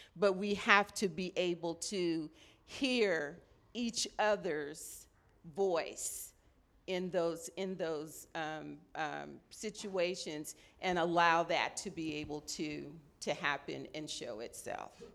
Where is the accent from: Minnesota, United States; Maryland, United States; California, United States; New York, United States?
California, United States; Los Angeles; now in Sacramento, United States; I'm originally from Los Angeles, so I'm a L A native